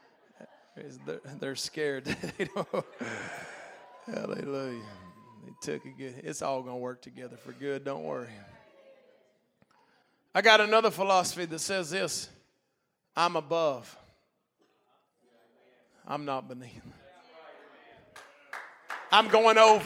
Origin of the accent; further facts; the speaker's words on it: Hot Springs, Arkansas, United States; I'm from Hot Springs.